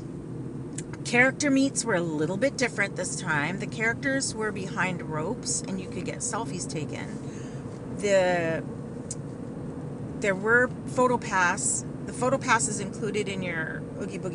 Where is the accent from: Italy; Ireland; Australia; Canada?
Canada; I'm Canadian